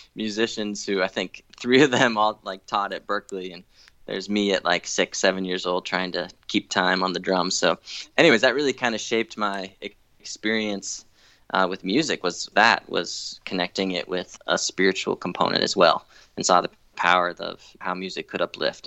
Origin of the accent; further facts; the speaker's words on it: Newton, Massachusetts, United States; I grew up in Newton, Massachusetts, just outside Boston